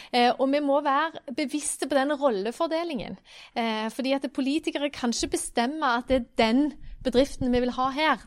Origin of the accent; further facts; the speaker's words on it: Randaberg, Rogaland, Norway; now in Stavanger, Norway; jeg er jo fra Randaberg, som, som du sier, jeg bor jo nå i Stavanger